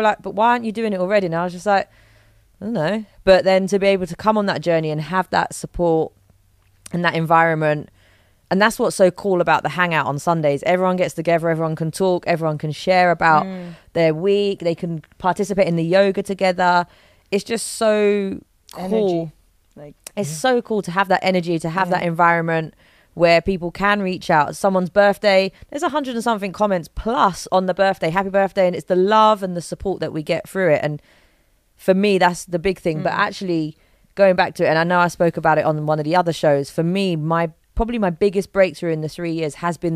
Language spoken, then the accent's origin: English; London, United Kingdom; accent: London; moved away; born and bred London, it's a hustle, it's a bustle